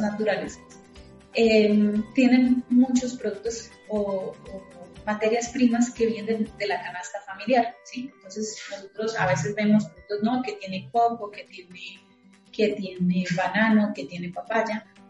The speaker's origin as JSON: {"language": "Spanish", "country": "Colombia", "said": "yo soy colombiana"}